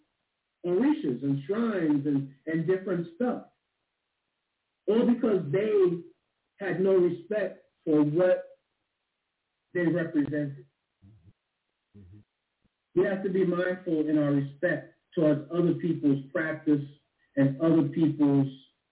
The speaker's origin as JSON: {"language": "English", "town": "New York City", "region": "New York", "country": "United States", "tie": "born or raised there", "said": "Living and growing up in Staten Island, New York, we had the Standing Ground"}